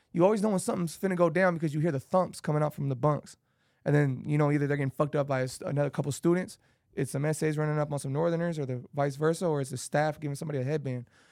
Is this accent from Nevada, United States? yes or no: yes; Las Vegas, Nevada, United States; I grew up on Penwood and Arville